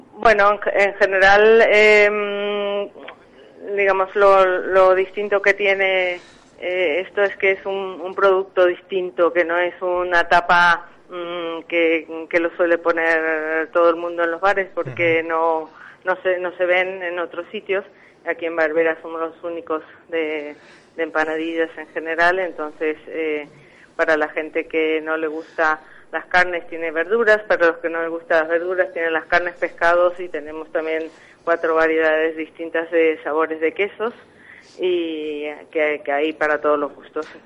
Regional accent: Argentina; now in Spain; no hay nada de, de afinidad con el pescado en Argentina

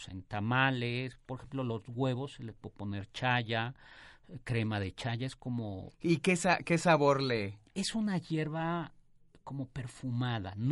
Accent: Uruapan, Michoacán, Mexico; De Michoacán, y, de Uruapan.

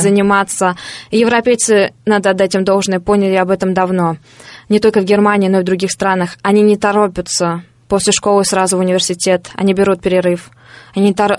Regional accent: Saratov Oblast, Russia; moved away as an adult

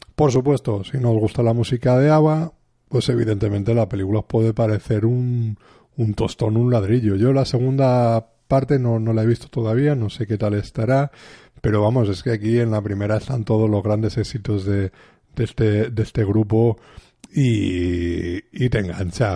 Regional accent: Spain; somos de aquí de España

